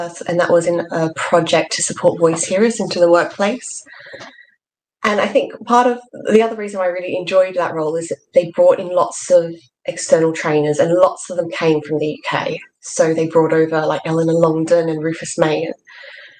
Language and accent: English; Australia; moved away as an adult; now in England; you can probably tell from my accent that I wasn't born here. I was born in Australia, and that's where I did my undergrad.